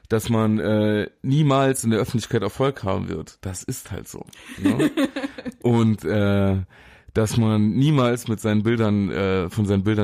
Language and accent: German; Saarland, Germany; Stehst du, den da kann man sagen als Saarländer.